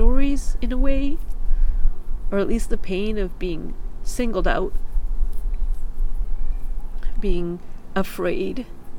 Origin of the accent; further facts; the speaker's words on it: Canada; Growing up in Canada, where my closest friends are not from the same cultural, ethnic, racial background as me. We're all from different places.